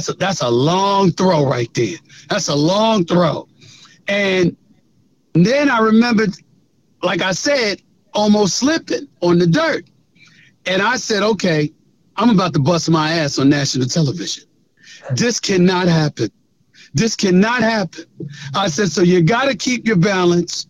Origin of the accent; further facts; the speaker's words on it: New York City, New York, United States; also born or lived in The Bronx, New York; I grew up born in the Bronx, but raised in Queens, Hollis, Queens, since I was 1 year old